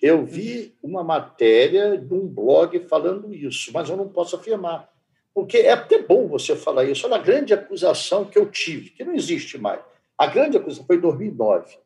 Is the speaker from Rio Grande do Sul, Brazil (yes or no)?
no; Campinas, São Paulo, Brazil; now in Rio de Janeiro, Brazil; eu sou de Campinas